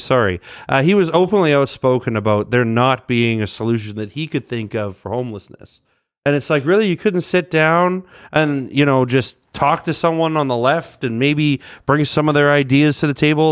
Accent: Edmonton, Alberta, Canada; I grew up in Saint Albert, but I've been largely in Edmonton my whole life

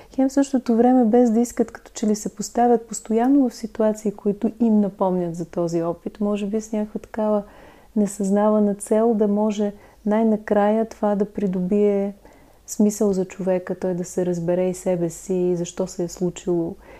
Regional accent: Lovech, Lovech Province, Bulgaria; аз съм от Ловеч

